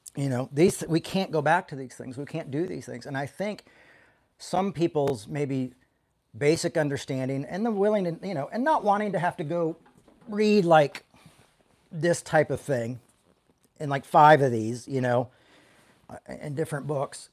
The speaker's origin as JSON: {"language": "English", "region": "the South", "country": "United States", "tie": "born or raised there", "said": "when I was growing up in the South"}